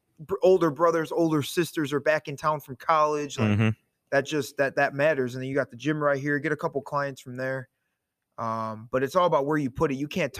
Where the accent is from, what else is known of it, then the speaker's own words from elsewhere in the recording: Portage, Indiana, United States; I'm from Portage. Grew up there my whole life.